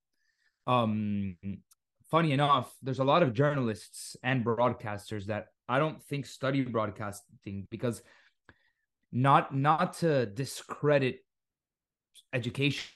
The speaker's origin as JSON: {"language": "English", "town": "Miami", "region": "Florida", "country": "United States", "tie": "born or raised there", "accent": "Miami", "said": "tengo un acento muy de Miami. Porque yo crecí en Miami"}